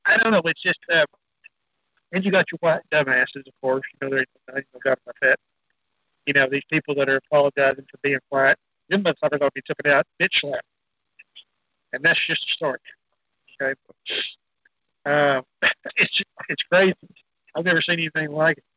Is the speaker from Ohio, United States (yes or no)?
no; Texas, United States; I'm Texas